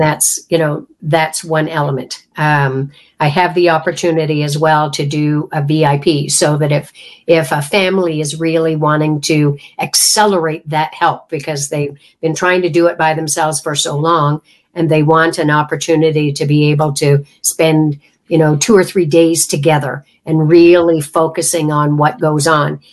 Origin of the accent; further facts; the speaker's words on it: Canada; I come from Canada